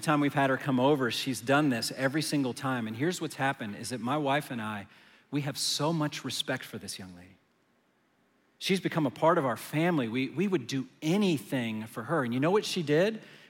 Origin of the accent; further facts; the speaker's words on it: Manassas, Virginia, United States; now in Dallas, United States; Where I was growing up in Manassas, Virginia, the only time I saw a Lamborghini is when it was on the folder in my Trapper Keeper